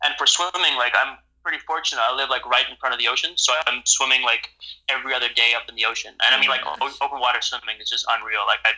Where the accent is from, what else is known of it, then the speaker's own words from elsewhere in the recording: Central Java, Indonesia; also born or lived in Amsterdam, Netherlands; So, I live in Indonesia, Central Java, I grew up here. When I was born in Amsterdam, and around 6 weeks later, I moved to Indonesia here